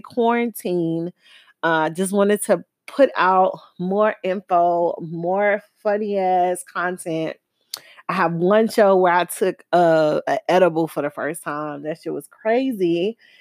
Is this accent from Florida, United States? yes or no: yes; Miami, Florida, United States; now in Houston, United States; I'm from Dade County. I'm from the bottom. I'm from the three oh five